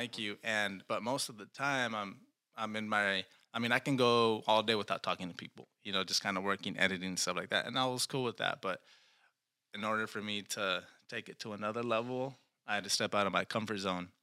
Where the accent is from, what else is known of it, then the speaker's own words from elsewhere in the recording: Reedley, California, United States; Born and raised in Reedley